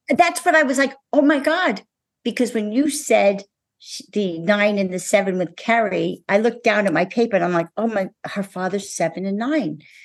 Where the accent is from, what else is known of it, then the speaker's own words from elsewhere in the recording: New Jersey, United States; I'm from New Jersey